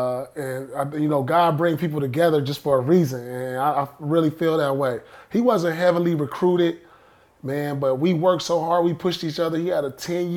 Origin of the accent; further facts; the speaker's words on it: Inglewood, California, United States; we grew up together in Inglewood High School. We played JV together.